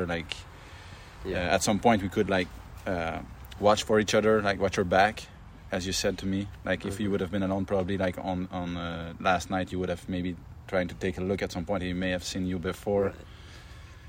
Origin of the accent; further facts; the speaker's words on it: Quebec, Canada; accent: French Canadian; French Canadian. So I'm from Quebec, Canada.